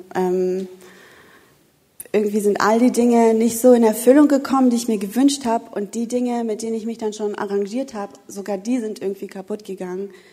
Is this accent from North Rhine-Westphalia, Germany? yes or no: yes; Wuppertal, North Rhine-Westphalia, Germany; moved away; Ich komme ja eigentlich aus dem Bergischen Land, äh, aus Wuppertal und bin ja erst dann runtergezogen.